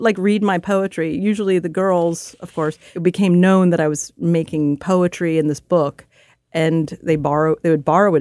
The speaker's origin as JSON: {"language": "English", "town": "Philadelphia", "region": "Pennsylvania", "country": "United States", "tie": "born or raised there", "said": "the neighborhood I grew up in Philadelphia"}